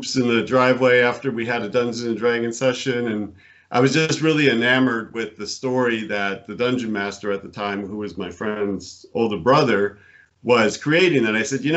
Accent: Buffalo, New York, United States; moved away as an adult; also born or lived in Connecticut; I was born in Buffalo, New York, and I grew up there

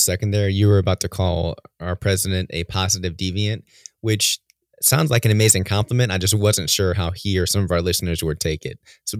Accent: Merrillville, Indiana, United States; moved away; I grew up in Maryville, so fellow Regionaires

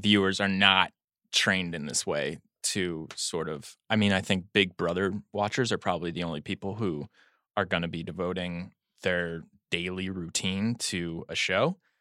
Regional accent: United States; as an American

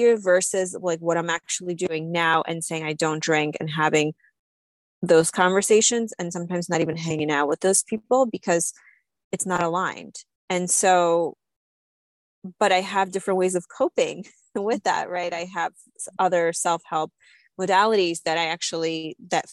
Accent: Slovakia; moved away; I grew up in Slovakia. We didn't grow up with much

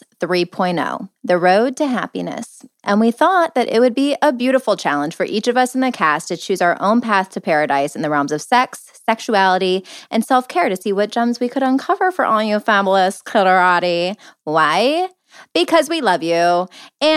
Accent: Cleveland, Ohio, United States; I'm from Cleveland

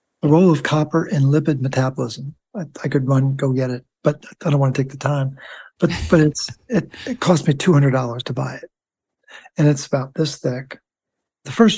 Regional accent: Baltimore, Maryland, United States; I'm from Baltimore, nicknames Baltimorely, worship at the altar of Hopkins

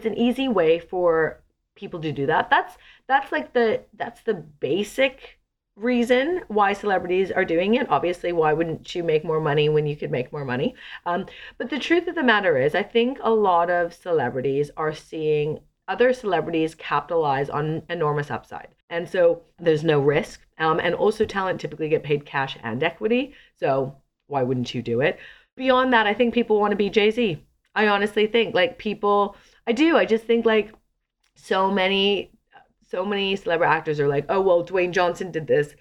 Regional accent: a small suburb outside of Vancouver, British Columbia, Canada; moved away as an adult; also born or lived in London, United Kingdom; I come from a small suburb outside of Vancouver in Canada

